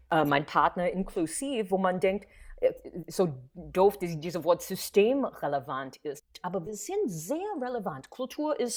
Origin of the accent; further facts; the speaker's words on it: New York City, New York, United States; German is a second language; moved away as an adult; now in Berlin, Germany; ich komme aus New York in die 80er, so I had the chutzpah zu sagen, ich miete mich.